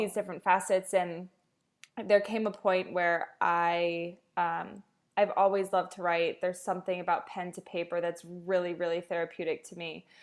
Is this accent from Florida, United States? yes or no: yes; South Florida, United States; moved away as an adult; also born or lived in Los Angeles; I'm from South Florida